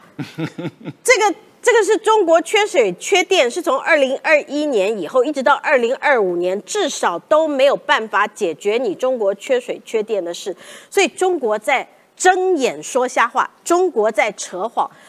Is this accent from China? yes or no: no; Taiwan; 我们台湾人